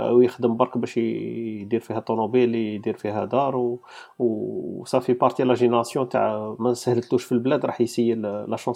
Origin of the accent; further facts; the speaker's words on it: Algeria; now in France; العامل المشترك بيناتنا باللي قاعدين تزيريين وقاع جينا من الجزائر